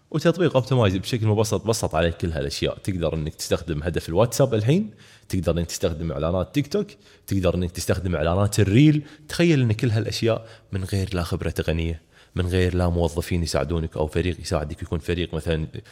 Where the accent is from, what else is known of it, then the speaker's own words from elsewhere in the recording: Kuwait; احنا عندنا في الكويت